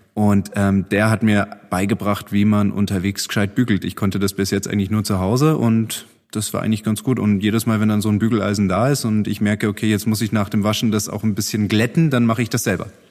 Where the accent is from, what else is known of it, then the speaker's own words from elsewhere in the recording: Heidelberg area, Baden-Württemberg, Germany; Ich komme ja aus dem Heidelberger Raum